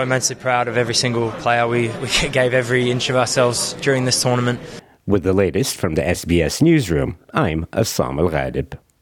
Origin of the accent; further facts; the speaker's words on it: Melbourne, Victoria, Australia; my home my hometown